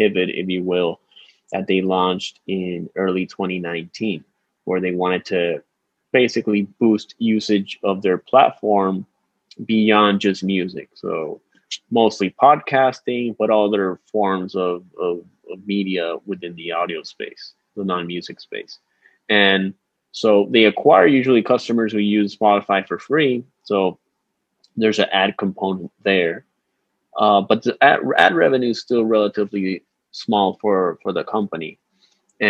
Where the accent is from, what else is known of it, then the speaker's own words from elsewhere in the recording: San Juan, Puerto Rico; I'm from San Juan, Puerto Rico. I came back here after finishing my 2-year analyst program